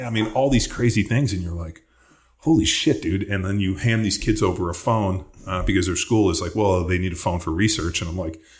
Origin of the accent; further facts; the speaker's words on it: Palos Verdes, California, United States; I grew up in Palos Verdes.